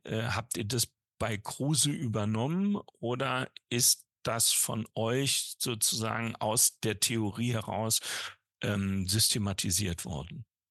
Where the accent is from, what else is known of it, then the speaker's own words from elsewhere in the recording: North Rhine-Westphalia, Germany; in meinem Heimatbundesland Nordrhein-Westfalen